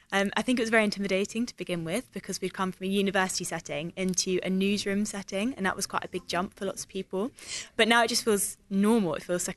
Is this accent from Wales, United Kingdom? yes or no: no; Suffolk, East of England, United Kingdom; I grew up in Suffolk, and I lived in Suffolk.